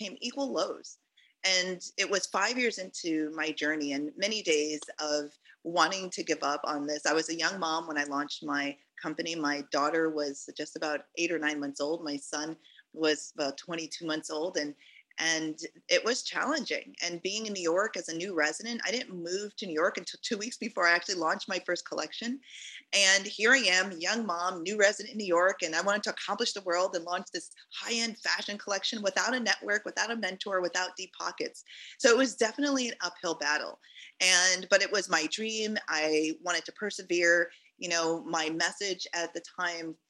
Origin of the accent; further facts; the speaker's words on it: Jamaica; moved away; I was born in Jamaica. My parents immigrated here